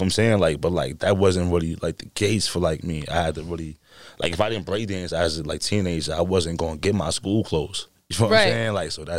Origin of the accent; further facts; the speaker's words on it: Bronx, New York, United States; Like, I lived on 175 McCombs, so we, like, took the 4 line all the way down